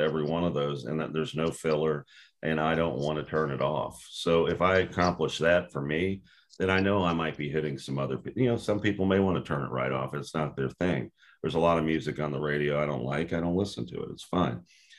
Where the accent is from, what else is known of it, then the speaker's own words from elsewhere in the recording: Houston, Texas, United States; also born or lived in Cincinnati, Ohio; And I was born in Ohio in Cincinnati, but I spent 6 years growing up in Houston. That's the longest I ever lived anywhere before I graduated high school.